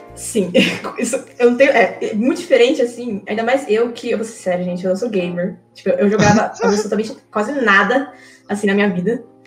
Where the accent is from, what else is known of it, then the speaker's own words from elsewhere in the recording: Brazil; also born or lived in Japan; eu praticamente vivi a minha vida toda no Brasil